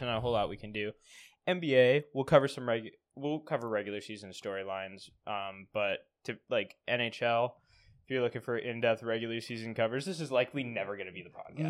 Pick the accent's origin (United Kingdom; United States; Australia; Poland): United States; Pacific Northwest; I am from the Pacific Northwest